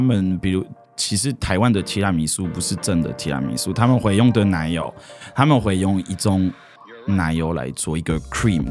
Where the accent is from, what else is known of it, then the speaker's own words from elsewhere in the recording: France; Chinese is a second language; moved away as an adult; also born or lived in Paris, France; now in Taiwan; 因为我在乡下长大了，可是后来我就去巴黎住